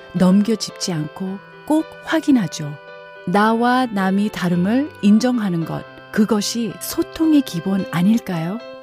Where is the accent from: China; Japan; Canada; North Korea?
Canada; now in South Korea; 저는 캐나다에서 학교를 다녔습니다. 학교에서 제가 유일한 한국인이었는데요.